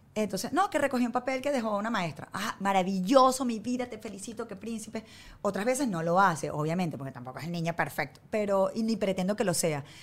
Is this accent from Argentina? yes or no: no; Venezuela; moved away as an adult; now in United States; crecimos nosotros en Venezuela